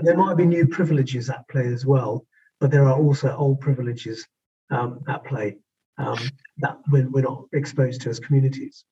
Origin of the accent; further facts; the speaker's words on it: West Midlands, United Kingdom; the West Midlands